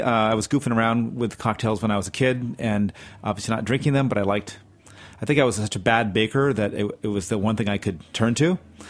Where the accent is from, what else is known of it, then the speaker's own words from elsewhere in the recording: New York, United States; I was born in New York.